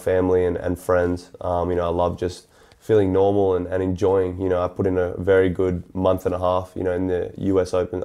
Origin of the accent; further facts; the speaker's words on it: Australia; growing up in Australia